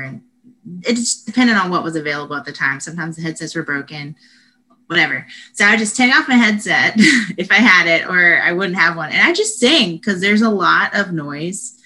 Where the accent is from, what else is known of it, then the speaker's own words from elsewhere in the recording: Statesboro, Georgia, United States; moved away as an adult; now in Austin, United States; I am from Statesboro, Georgia, and there's nothing going on there at all